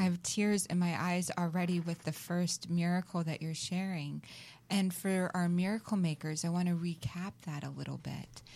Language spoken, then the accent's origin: English; the South, United States; now in California, United States; I grew up in the South